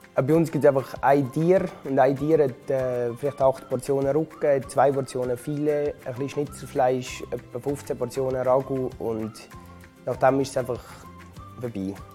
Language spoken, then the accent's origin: German; Switzerland; Ich bin in Frankendorf geboren